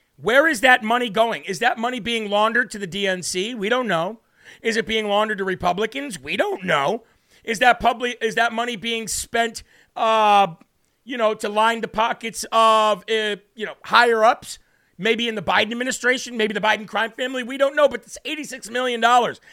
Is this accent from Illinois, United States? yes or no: yes; Illinois, United States; I'm from Illinois